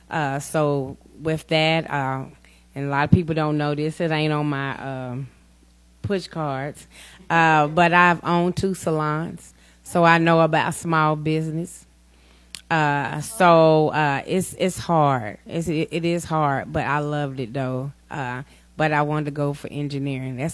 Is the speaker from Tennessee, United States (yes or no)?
yes; Gallatin, Tennessee, United States; now in Portland, United States; Uh, yes, I am from Gallatin, but I live here in Portland. I've been here about three years.